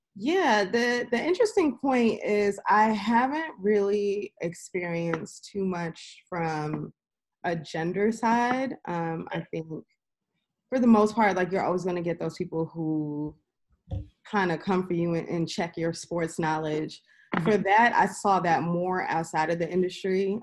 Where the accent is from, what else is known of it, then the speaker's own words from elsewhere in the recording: New York City, New York, United States; also born or lived in Harlem, New York; I am from New York, born and raised in Queens